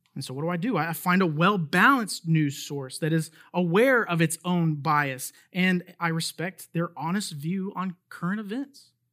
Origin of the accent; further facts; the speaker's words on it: United States; As an American citizen